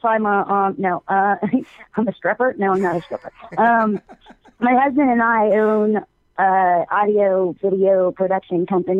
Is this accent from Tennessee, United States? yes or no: yes; Memphis, Tennessee, United States; now in Norfolk, United States; I was born in Memphis, Tennessee, but I live in Norfolk, Virginia, yeah. I've lived here a long time.